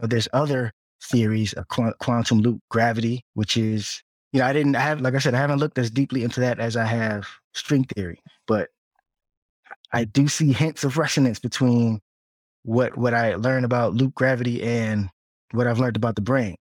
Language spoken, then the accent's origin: English; Piscataway, New Jersey, United States; moved away as an adult; also born or lived in Newark, New Jersey / Hampton, Virginia / Atlanta, Georgia; now in Washington, D.C. metro area, United States; Well, I was born in Newark, New Jersey, but as a young child in early elementary school, we moved to the suburbs in Piscataway, New Jersey, so central Jersey